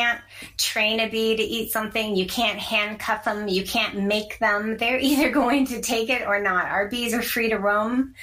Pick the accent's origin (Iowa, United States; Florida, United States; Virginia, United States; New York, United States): Iowa, United States; I'm from Iowa